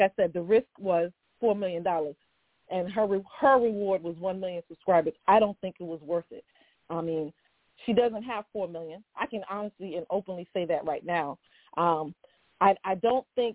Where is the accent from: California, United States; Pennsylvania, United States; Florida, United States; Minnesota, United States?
Florida, United States; Miami; I'm actually from Miami